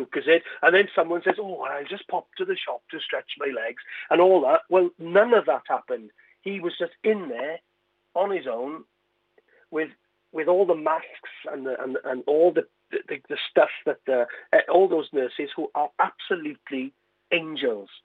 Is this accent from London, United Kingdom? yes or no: no; Carmarthen, Wales, United Kingdom; I was born in Carmarthen.